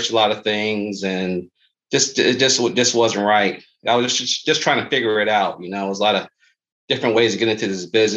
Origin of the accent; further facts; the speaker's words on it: Syracuse, New York, United States; moved away; We are originally from Syracuse, New York